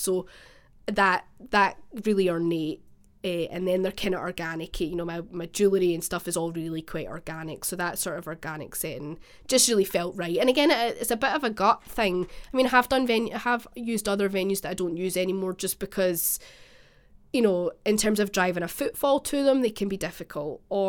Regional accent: Scotland, United Kingdom; because I'm from the West Coast originally, which apparently is really obvious from my accent.

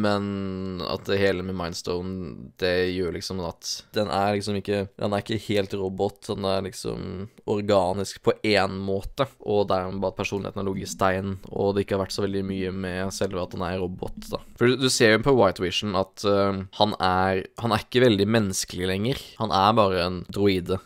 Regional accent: Grimstad, Agder, Norway; jeg er jo fra Sørlandet, nede på Grimstad

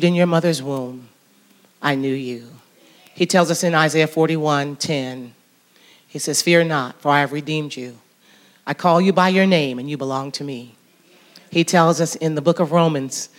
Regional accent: Jackson, Michigan, United States; moved away as an adult; also born or lived in Atlanta, Georgia; now in West Georgia, United States; I happen to be a preacher's daughter, grew up in Jackson, Michigan, so I'm from the north

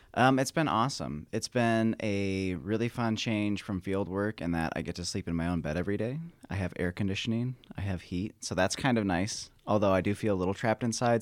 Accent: Michigan, United States; moved away as an adult; now in Nevada, United States; I grew up in Michigan and went to Michigan State.

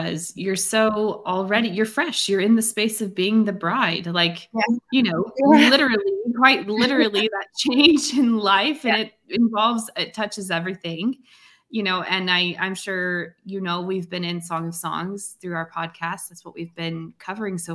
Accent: Tasmania, Australia; I'm from Tasmania in Australia, right down south, beautiful island.

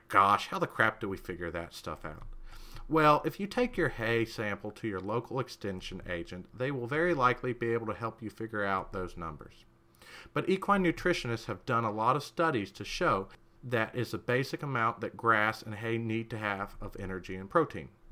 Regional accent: United States

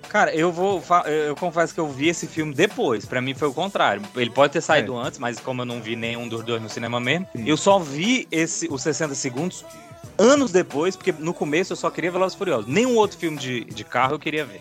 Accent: Brasília, Federal District, Brazil; Eu sou de Brasil, sou brasiliense, né? Não praticante, mas sou brasiliense

